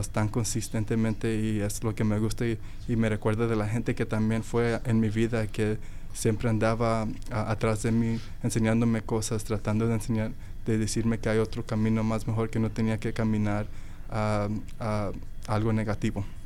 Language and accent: Spanish; Dallas, Texas, United States; also born or lived in Mexico; nací en México y luego le dije que crecí ahí en Dallas, Texas